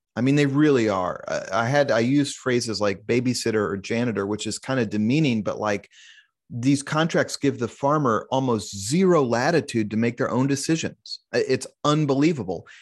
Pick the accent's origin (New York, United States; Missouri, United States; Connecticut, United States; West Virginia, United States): Missouri, United States; Kansas City; also born or lived in Columbia, Missouri; I was born and raised in Kansas City